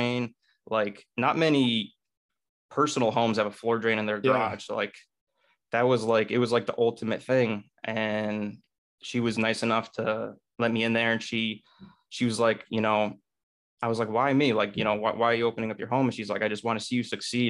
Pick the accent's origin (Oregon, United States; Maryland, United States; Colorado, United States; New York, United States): New York, United States; Kerhonkson; also born or lived in Newburgh, New York; I grew up in Newburgh, New York, and at the around first grade, I moved to Kerhonkson, which is a little bit more rural than Newburgh.